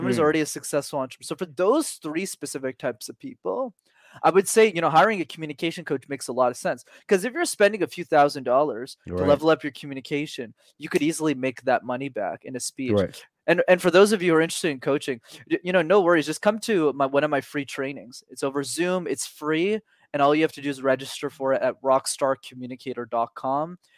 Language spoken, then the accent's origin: English; Canada; But I'm based in Montreal, so I'm Canadian.